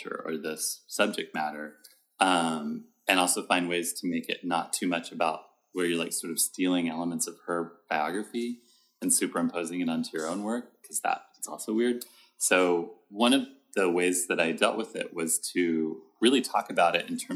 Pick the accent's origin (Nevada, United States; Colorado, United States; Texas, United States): Texas, United States; Fort Worth; now in New York, United States; I'm from Fort Worth, Texas.